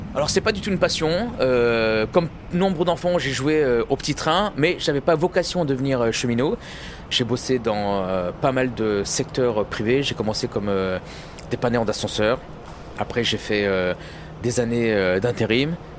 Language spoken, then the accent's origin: French; Loir-et-Cher, Centre-Val de Loire, France; moved away; also born or lived in Paris; Moi j'ai grandi en province dans le Loir-et-Cher on vivait dans une cité